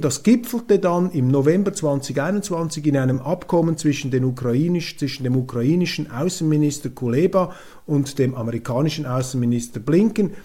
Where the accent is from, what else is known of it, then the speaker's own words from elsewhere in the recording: Switzerland; als Schweizer bin ich ja auch Europäer